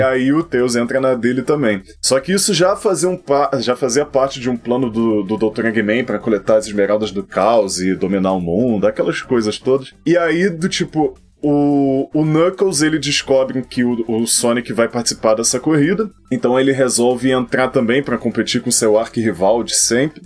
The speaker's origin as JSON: {"language": "Portuguese", "country": "Brazil", "said": "nós somos brasileiros"}